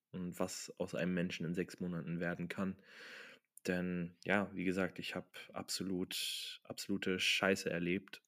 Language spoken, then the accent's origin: German; Germany; moved away as an adult; now in Austria; ich bin nach Deutschland, in meine Heimat